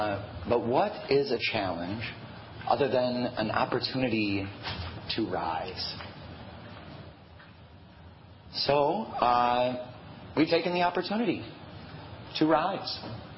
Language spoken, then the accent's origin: English; Madison, Wisconsin, United States; I'm born and raised in Madison.